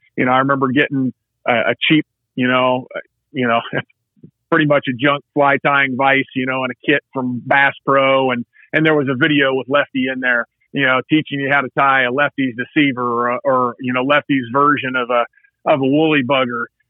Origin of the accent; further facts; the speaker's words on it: Southern Indiana, United States; I hail from Southern Indiana